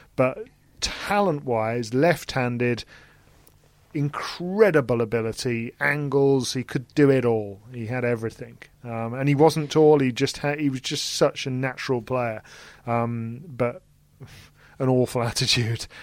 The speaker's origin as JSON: {"language": "English", "country": "United Kingdom", "said": "in terms of being British"}